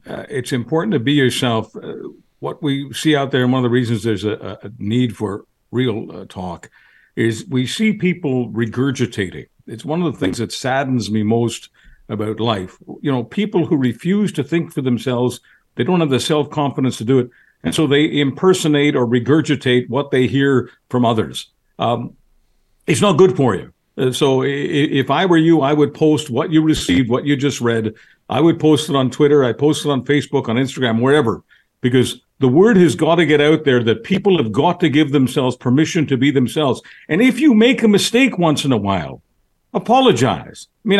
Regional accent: Canada; I am a citizen. I'm a Canadian citizen. The article that I'm most proud of is my Canadian passport.

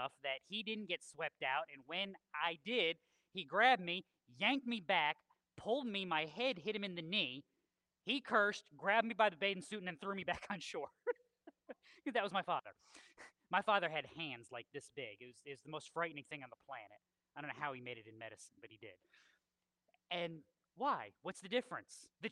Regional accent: Milford, Connecticut, United States; I grew up in Connecticut. Milford, Connecticut is the house we lived

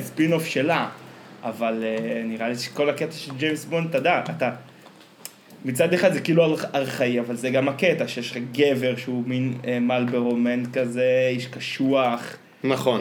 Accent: Afikim, Northern District, Israel; born or raised there

